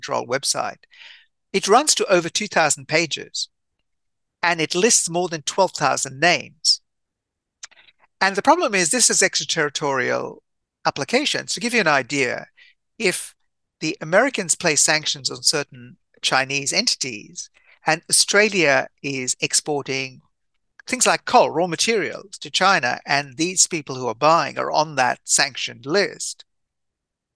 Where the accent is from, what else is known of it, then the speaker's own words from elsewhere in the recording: India; I'm Indian by birth